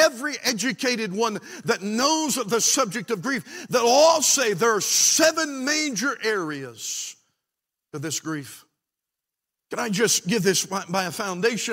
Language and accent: English; West Virginia, United States; also born or lived in Washington, D.C.; I was born in Washington, D.C., and God called us back to West Virginia. My dad got right with the Lord. I was raised in a pastor's home.